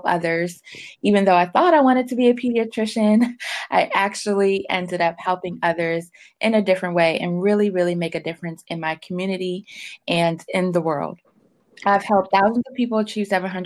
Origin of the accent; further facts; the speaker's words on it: Washington, District of Columbia, United States; I grew up in Washington, D.C. I've been there my whole life. I'm still in the DMV area now